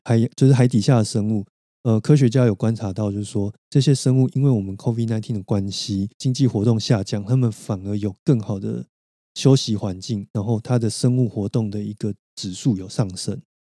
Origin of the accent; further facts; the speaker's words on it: Taiwan; 而不是整块台湾国土的话，或许我们都可能比新加坡来的高